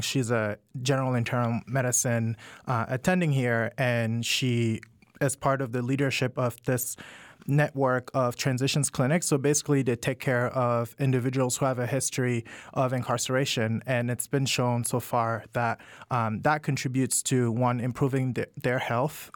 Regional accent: Cameroon; moved away as an adult; also born or lived in Washington, DC, United States / Georgia, United States; now in United States; I I'm originally from Cameroon and I moved to the US to go to college about 10

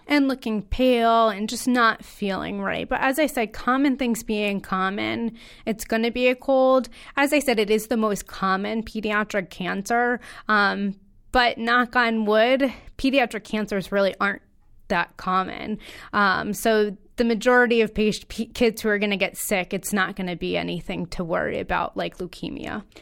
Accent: Connecticut, United States; I am a local native, born and raised in Connecticut.

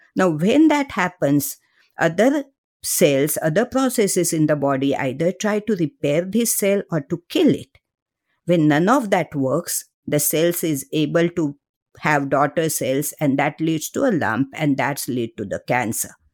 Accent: Mumbai, Maharashtra, India; moved away as an adult; I grew up in Mumbai, uh, middle class family

